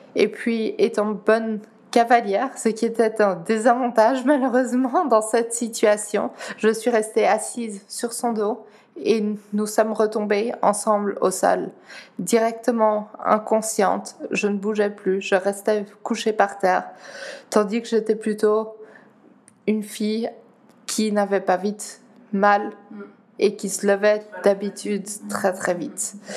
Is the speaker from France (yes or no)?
no; Geneva, Switzerland; first language Dutch; French is a second language; also born or lived in Netherlands; je suis née à Genève, d'origine néerlandaise par mes parents, donc euh, c'est ma langue maternelle également. J'ai appris le français à l'école